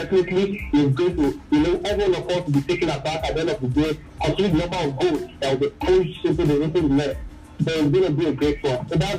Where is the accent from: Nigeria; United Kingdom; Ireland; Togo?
Nigeria; when as a Nigerian, when you play in this kind of league, your people back at home, they are able to see you and give you a better level to play in the Super Eagles.